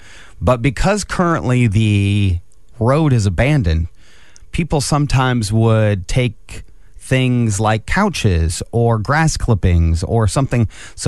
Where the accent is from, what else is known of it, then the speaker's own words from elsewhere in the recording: Angola, Indiana, United States; I grew up in Angola, northeast corner here of the state in Steuben County.